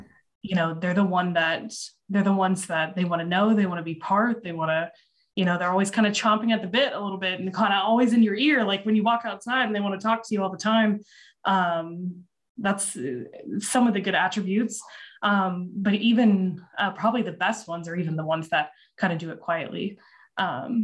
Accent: Louisville, Kentucky, United States; now in Austin, United States; growing up in Louisville, as we say it

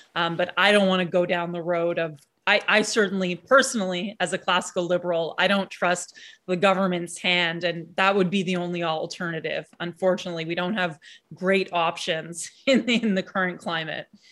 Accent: Canada; as Canadian citizens

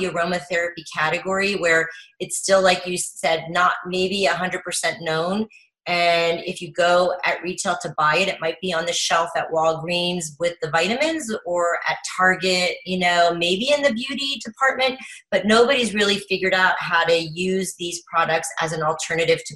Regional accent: Paris, Île-de-France, France; also born or lived in Miami, United States; took her young family to Paris to start over

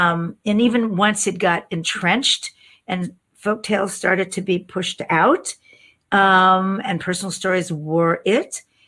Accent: New Orleans, Louisiana, United States; I was born in New Orleans, Louisiana.

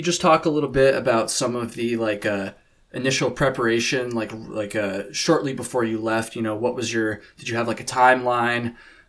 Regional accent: Vermont, United States; I'm from Vermont. I'm recording this in Vermont right now. And I had done it once in sections when I was in high school.

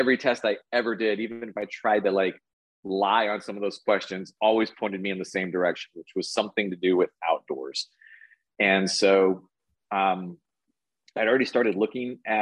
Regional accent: Texas, United States; Born and raised here in Texas

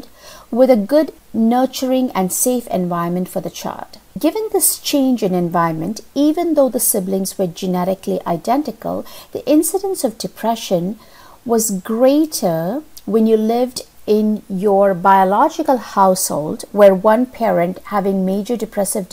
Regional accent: India; moved away; Growing up in India, I recall that most folks lived in a community.

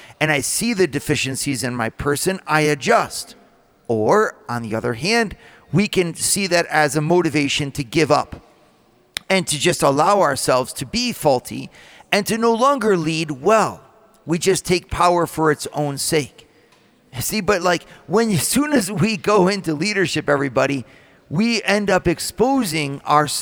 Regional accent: United States; as American leaders

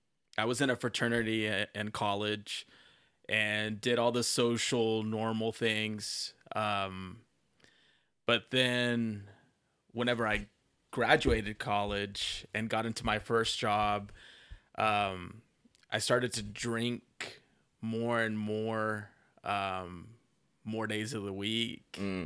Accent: Carrollton, Texas, United States; also born or lived in Plano / Dallas; Well, I was born in Plano. And then grew up in Carrollton, but I've spent the greater part of my life in Dallas.

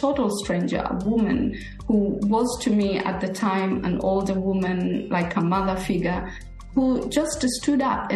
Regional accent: Kenya; moved away as an adult; also born or lived in Somalia; now in Australia; we came to Kenya in 1971. I was only 4 years old, so I grew up in Kenya.

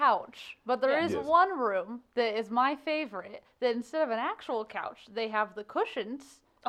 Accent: Springfield, Illinois, United States; moved away as an adult; also born or lived in Edwardsville, Illinois; now in St. Louis, United States; I was born and raised in Springfield, Illinois, but I went to school over in Edwardsville, Illinois, and now I actually live in St. Louis.

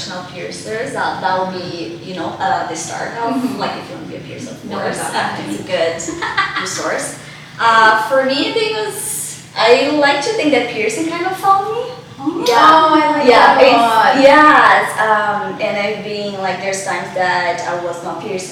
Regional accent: Brazil; born or raised there; moved away as an adult; also born or lived in Singapore; now in Vancouver, Canada

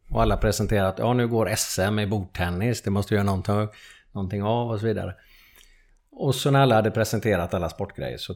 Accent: Lerum, Västra Götaland, Sweden; also born or lived in Gothenburg; Jag flyttade från, från Göteborg till Lerum när jag var 7-8 år.

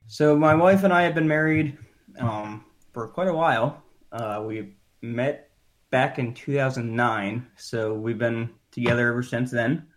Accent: Scranton, Pennsylvania, United States; moved away as an adult; now in Florida, United States; I was born and raised in Pennsylvania. Um, about two hours north of Philadelphia in a town called Scranton

